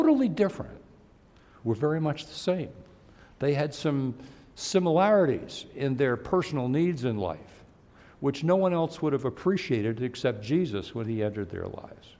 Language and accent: English; New York City, New York, United States; I was born in New York City, so I know the city fairly well